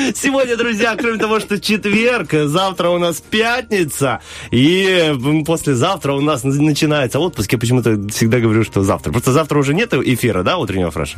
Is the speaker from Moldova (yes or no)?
yes; Sloboda, Moldova; я вырос в Слободе, заканчивал молдавскую школу